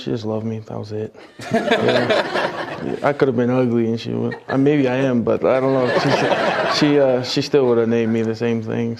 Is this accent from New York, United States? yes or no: no; Hawaii, United States; accent: pidgin; Fell in love with the place and then kind of got better with my English. Lost my pidgin accent.